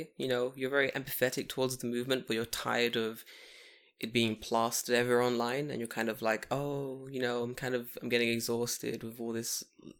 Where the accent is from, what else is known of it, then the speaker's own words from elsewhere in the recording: Japan; I'm half Japanese and I experienced like fucking tons of racism growing up in Japan.